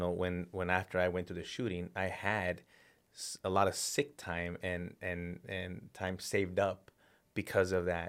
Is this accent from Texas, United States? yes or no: yes; El Paso, Texas, United States; I grew up in El Paso, Texas, in a border town, lower income family. My parents immigrated here legally.